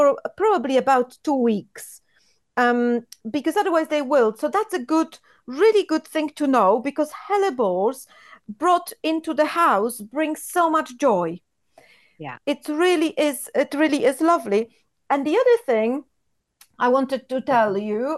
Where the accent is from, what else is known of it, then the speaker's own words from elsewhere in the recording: Poland; English is a second language; now in United Kingdom; when I was growing up in Poland